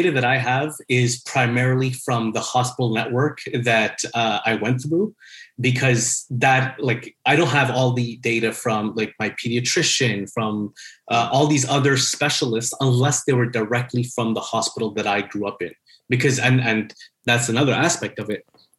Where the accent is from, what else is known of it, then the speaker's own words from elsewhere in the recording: Montreal, Quebec, Canada; I'm born and raised in Montreal.